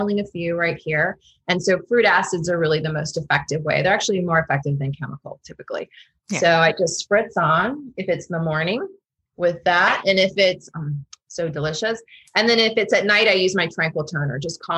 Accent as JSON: {"language": "English", "region": "Florida", "country": "United States", "moved": "yes", "lives_now": "Washington, DC, United States", "said": "I'm from Florida"}